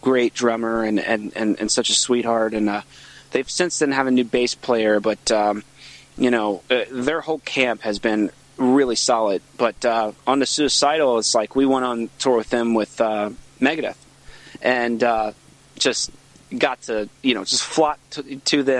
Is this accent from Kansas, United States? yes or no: no; Virginia, United States; I'm from Virginia